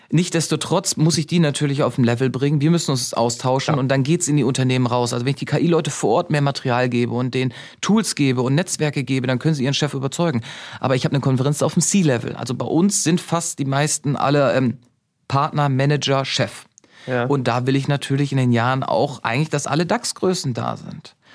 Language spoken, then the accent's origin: German; Germany; Und dass ich bin auf dem Land groß geworden, haben wir den Autoschlüssel im Auto stecken lassen.